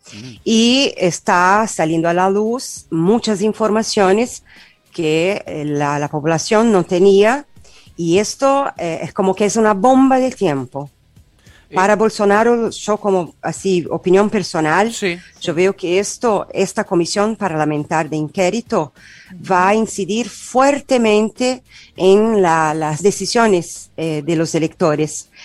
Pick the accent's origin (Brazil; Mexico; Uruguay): Brazil; South Region; Spanish is a second language; moved away as an adult; now in Argentina; yo soy del sur de Brasil